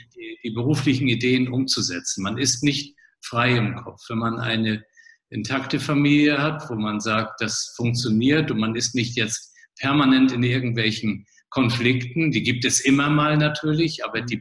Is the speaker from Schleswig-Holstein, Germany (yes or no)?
yes; Flensburg, Schleswig-Holstein, Germany; moved away as an adult; also born or lived in Kiel / Marburg; geboren in Flensburg, also Grenzstadt zu Dänemark, äh, Mutter Dänen, Vater Hamburger, also schon norddeutsch äh, ausgerichtet